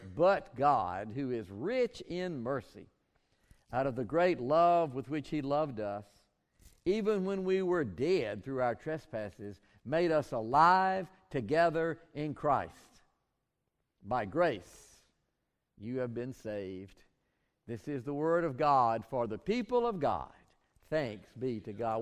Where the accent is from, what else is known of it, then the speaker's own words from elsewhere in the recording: Bainbridge, Georgia, United States; I grew up in Bainbridge, George